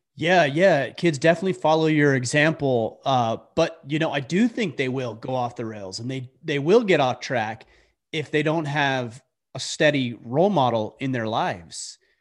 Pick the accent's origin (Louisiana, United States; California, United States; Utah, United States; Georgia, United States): Utah, United States; moved away as an adult; now in Maine, United States; I grew up primarily in Utah.